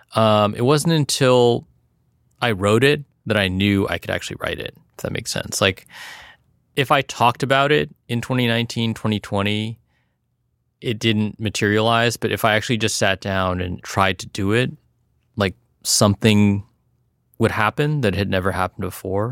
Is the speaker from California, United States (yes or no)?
yes; South Bay, California, United States; growing up in the South Bay